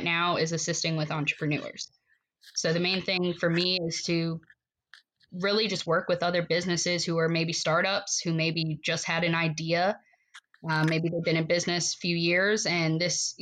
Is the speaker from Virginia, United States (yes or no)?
yes; Virginia, United States; moved away as an adult; now in Ocean Pines, United States; went to Virginia, lived out there for 10 years